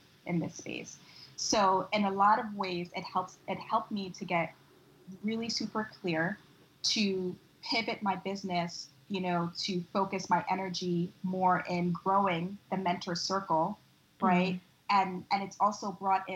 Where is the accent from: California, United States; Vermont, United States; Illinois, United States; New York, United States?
New York, United States; as a New Yorker